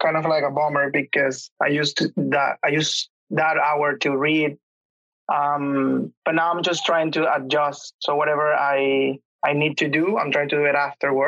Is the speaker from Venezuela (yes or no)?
yes; Venezuela; English is a second language; moved away as an adult; now in Canada; Back home, I'm from Venezuela